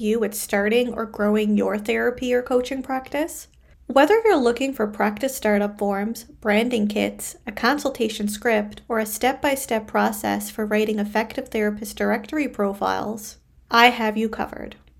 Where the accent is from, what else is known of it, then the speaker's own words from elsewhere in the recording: Canada; I am a Canadian social worker